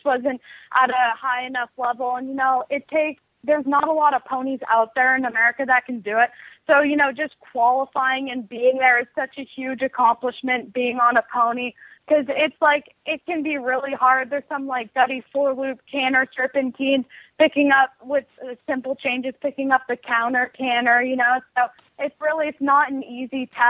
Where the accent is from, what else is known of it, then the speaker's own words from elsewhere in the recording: Seattle, Washington, United States; I'm 13 years old. I come from Seattle.